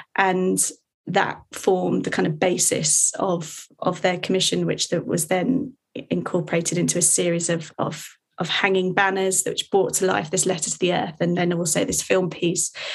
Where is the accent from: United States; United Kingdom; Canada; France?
United Kingdom; Hertfordshire, East of England; I grew up in Hertfordshire